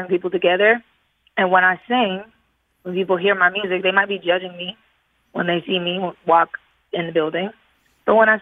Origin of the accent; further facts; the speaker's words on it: the South, United States; I'm from the South. I know what it's like. I went to school with these kids.